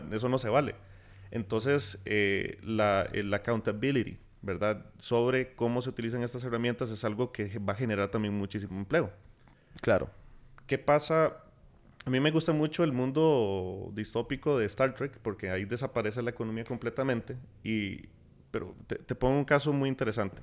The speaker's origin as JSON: {"language": "Spanish", "country": "Costa Rica", "said": "nosotros como costarricenses"}